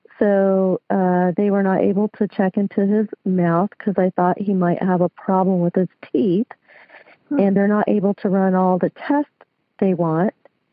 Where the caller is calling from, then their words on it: Lancaster, California, United States; I'm calling from Lancaster, California.